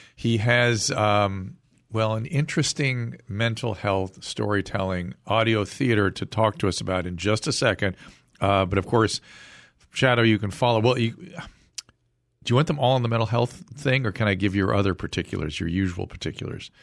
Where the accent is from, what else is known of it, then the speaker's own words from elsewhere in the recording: Pasadena, California, United States; I grew up in Pasadena